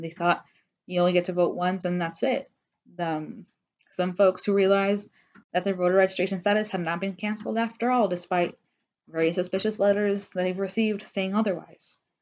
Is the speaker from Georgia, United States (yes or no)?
yes; Georgia, United States; I was raised in Georgia. I've been here all my life